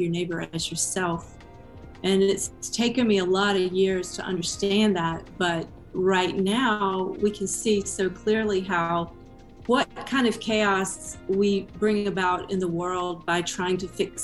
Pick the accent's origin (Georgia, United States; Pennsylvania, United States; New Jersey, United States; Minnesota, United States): Georgia, United States; now in Austin, United States; I grew up in Georgia